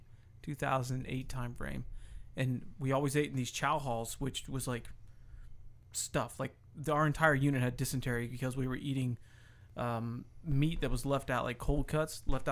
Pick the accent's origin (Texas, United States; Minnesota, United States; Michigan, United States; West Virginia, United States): West Virginia, United States; moved away as an adult; I'm born and bred in Western Virginia